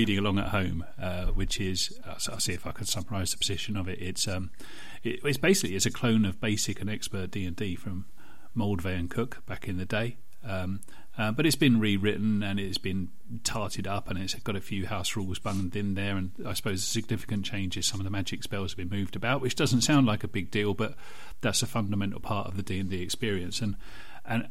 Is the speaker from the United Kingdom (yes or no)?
yes; United Kingdom; I'm British